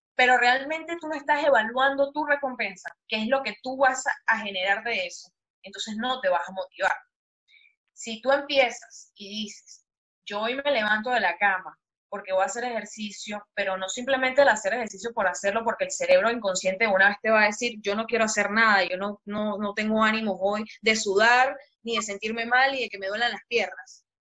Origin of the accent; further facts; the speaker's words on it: Venezuela; moved away as an adult; now in Panama; soy venezolana, me mudé a Panamá hace como cinco años más o menos